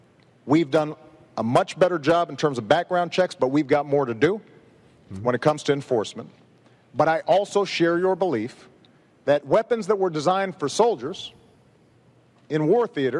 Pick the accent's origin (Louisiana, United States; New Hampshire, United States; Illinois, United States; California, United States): Illinois, United States; Chicago; in my hometown of Chicago